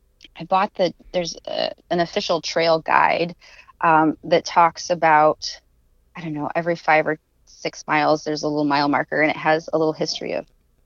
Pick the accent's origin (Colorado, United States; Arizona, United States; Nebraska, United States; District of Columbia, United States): Nebraska, United States; I grew up in Nebraska.